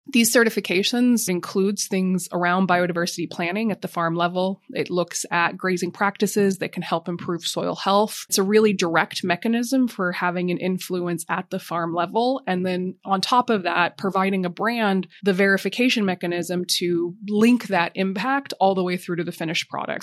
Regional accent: Montana, United States; moved away as an adult; now in London, United Kingdom; I grew up in Montana

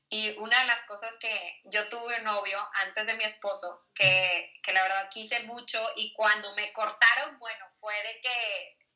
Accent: Monterrey, Nuevo León, Mexico; moved away as an adult; now in Bogotá, Colombia; tú sabes cómo somos los regios

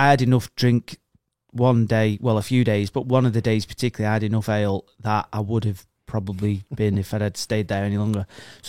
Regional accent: United Kingdom; I'm British and I'm abroad, and that's what we do, innit?

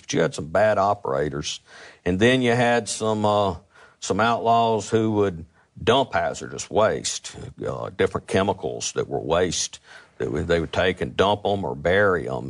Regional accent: Jackson, Mississippi, United States; I was from Northeast Jackson

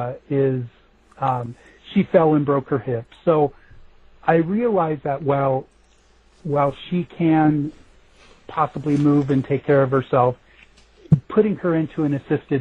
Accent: Denver, Colorado, United States; That is where I've grown up, and I was born and raised in Denver

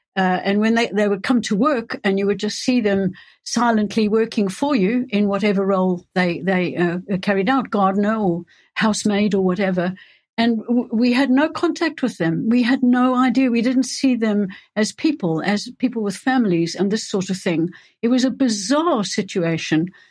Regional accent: South Africa; moved away as an adult; also born or lived in Johannesburg / England; now in United Kingdom; I was born and grew up in South Africa

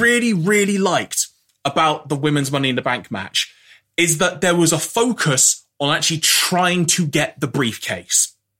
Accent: United Kingdom; speaking as a Brit here

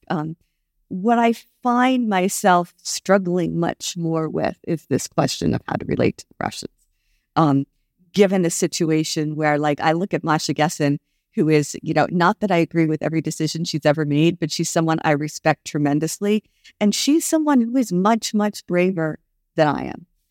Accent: United States; I'm an American Jew

